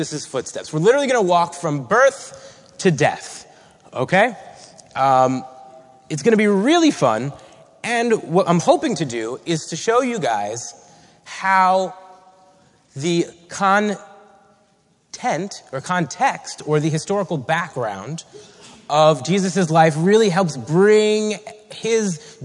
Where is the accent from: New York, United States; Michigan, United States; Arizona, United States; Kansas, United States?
New York, United States; Long Island; I was born on Long Island and raised in a Jewish home